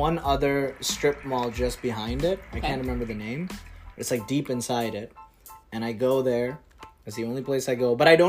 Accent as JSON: {"language": "English", "country": "India", "tie": "born or raised there", "moved": "yes", "said": "when I grew up in India"}